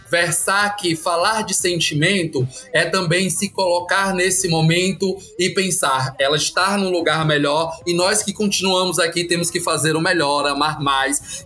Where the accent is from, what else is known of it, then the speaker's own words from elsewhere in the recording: Feira de Santana, Bahia, Brazil; a cidade de Feira Santana, de onde eu sou oriundo